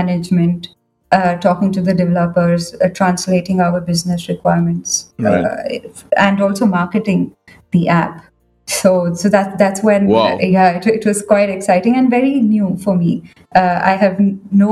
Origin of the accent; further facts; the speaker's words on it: Bangalore, Karnataka, India; moved away as an adult; now in Singapore; I'm from Bangalore, down south.